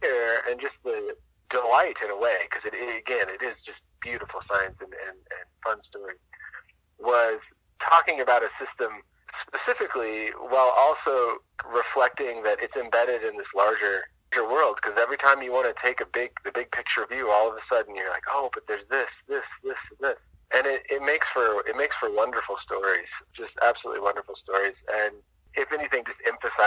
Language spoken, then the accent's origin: English; near the Sauk River, Washington, United States; the Sauk River in Washington, which is pretty close to my hometown